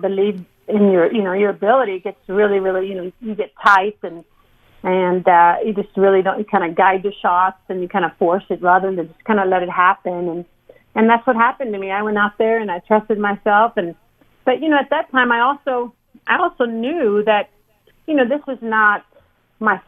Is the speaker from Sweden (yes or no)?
yes; Sweden; growing up in Sweden